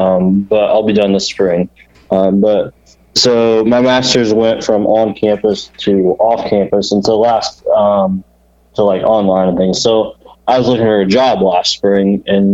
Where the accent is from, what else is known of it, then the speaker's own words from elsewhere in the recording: Indiana, United States; moved away as an adult; now in Ohio, United States; I grew up in Indiana